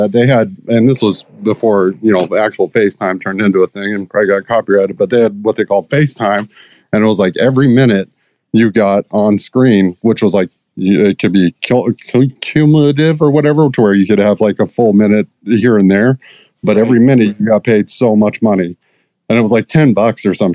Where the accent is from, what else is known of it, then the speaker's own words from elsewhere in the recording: Las Vegas, Nevada, United States; moved away as an adult; I was born and raised down in Las Vegas. I've only been here about 10 years